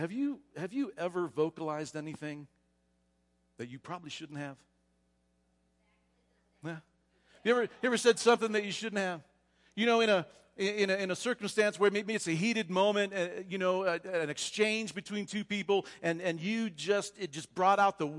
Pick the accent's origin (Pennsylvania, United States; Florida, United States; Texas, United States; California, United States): Florida, United States; But we are from South Florida, and we'll talk about that a little bit later.